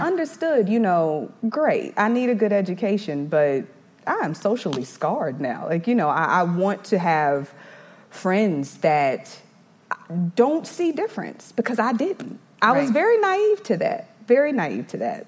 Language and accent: English; Eastover, South Carolina, United States; also born or lived in Brooklyn, New York; we ended up coming down to South Carolina